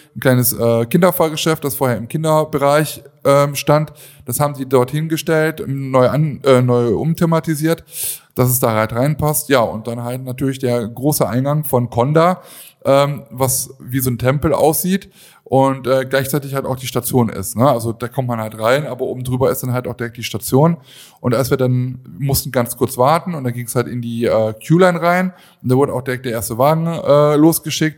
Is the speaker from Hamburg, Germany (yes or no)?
no; Aachen, North Rhine-Westphalia, Germany; Ich komme ja aus Aachen